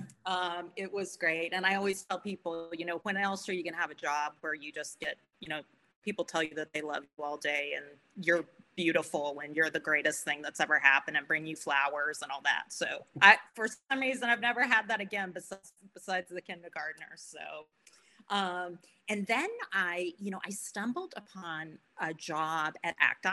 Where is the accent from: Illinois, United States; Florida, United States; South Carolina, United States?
Florida, United States; I grew up in Florida